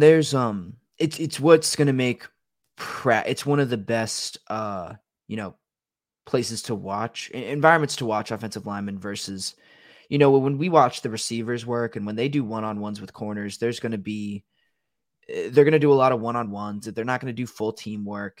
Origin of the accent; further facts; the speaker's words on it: Washington, District of Columbia, United States; moved away; I'm from Washington, D C, which was literally built on a swamp